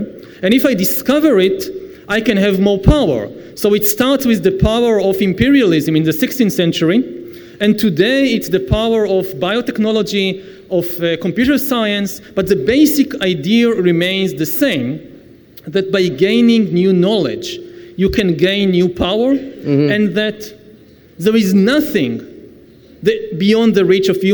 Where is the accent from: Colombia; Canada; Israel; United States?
Israel; I come from the Middle East